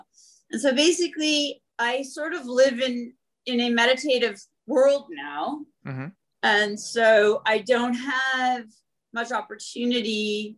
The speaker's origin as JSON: {"language": "English", "region": "Northern Canada", "country": "Canada", "tie": "born or raised there", "said": "I grew up in Northern Canada and was outside alone a lot and developed a real connection."}